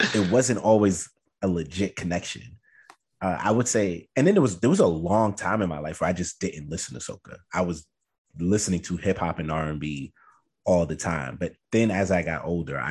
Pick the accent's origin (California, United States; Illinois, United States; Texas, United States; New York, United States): New York, United States; New York City; I was raised in Brooklyn